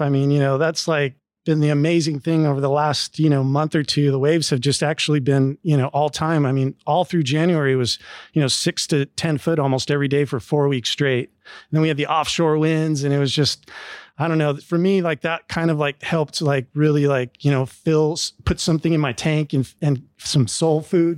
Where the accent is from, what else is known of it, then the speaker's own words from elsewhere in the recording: Southern California, United States; I grew up experiencing in SoCal